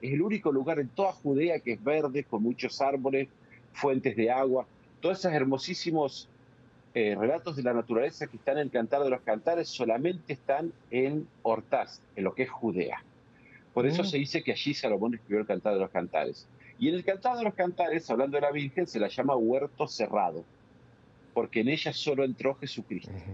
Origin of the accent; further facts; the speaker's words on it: Darregueira, Buenos Aires Province, Argentina; moved away as an adult; also born or lived in Egypt / Palestine; yo soy argentino, nacido en la provincia de Buenos Aires, en un pequeño pueblo que se llama La Regueira, de familia numerosa.